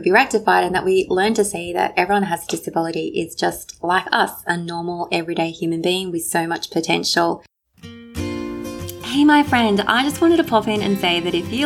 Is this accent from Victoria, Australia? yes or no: no; Sydney, New South Wales, Australia; in Sydney, my hometown